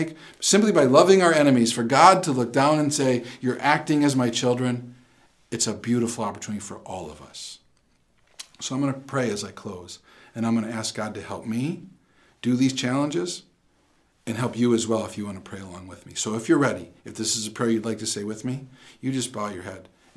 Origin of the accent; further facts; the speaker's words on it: Wisconsin, United States; I'm from Wisconsin